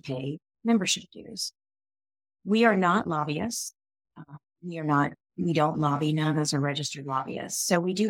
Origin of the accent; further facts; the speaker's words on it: Ohio, United States; I grew up on a dairy and grain farm in a small town in Ohio.